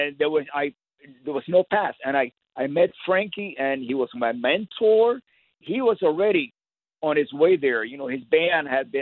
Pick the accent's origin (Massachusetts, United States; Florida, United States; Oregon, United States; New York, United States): Florida, United States; Miami; I grew up in Miami playing basically in the Cuban Latin circuit music